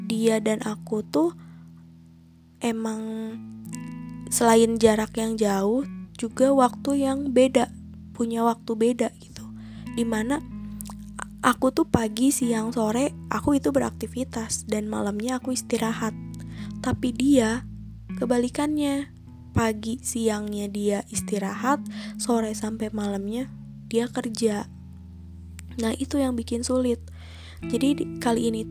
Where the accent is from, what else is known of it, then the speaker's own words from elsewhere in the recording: Bandung, West Java, Indonesia; aku ini asli dari Bandung, jadi aku sama dia itu LDR Bandung Jakarta.